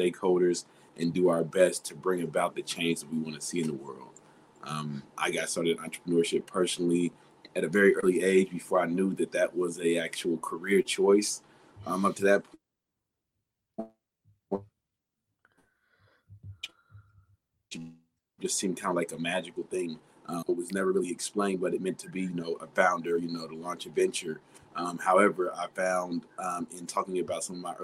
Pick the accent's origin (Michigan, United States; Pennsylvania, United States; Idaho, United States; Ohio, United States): Ohio, United States; Dayton; I'm from Dayton, Ohio, born and raised